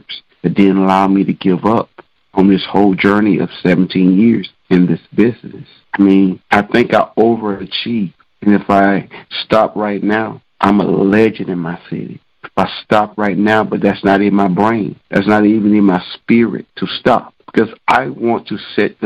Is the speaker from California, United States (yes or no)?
no; Douglas, Georgia, United States; my hometown of Douglas, Georgia